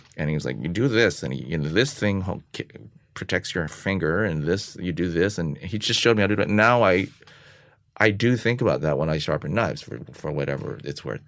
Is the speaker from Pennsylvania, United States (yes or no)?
no; San Francisco, California, United States; moved away as an adult; also born or lived in Los Angeles / New York; I'm from San Francisco